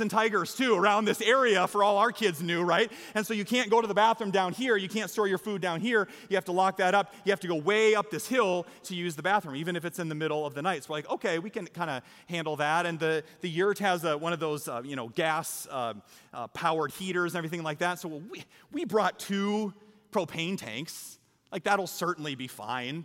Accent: Iowa, United States; I'm from Iowa.

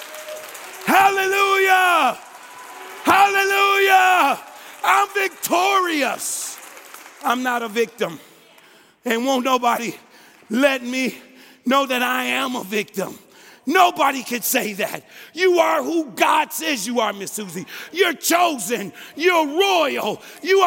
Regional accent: Detroit, Michigan, United States; now in Des Moines, United States; I'm from Detroit, Michigan, 95% black. But I have to bring my cycle of socialization to Des Moines, Iowa, which is 95% white.

